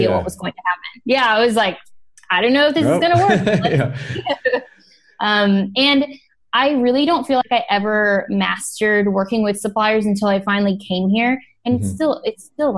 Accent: Midwest, United States; moved away as an adult; also born or lived in Boston / Miami / Los Angeles; now in China; I grew up in the Midwest

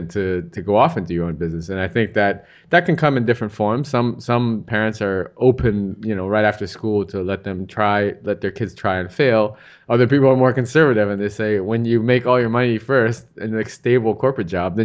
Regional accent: United States; I'm US, I'm from the States, and my parents were first generation immigrants into the US

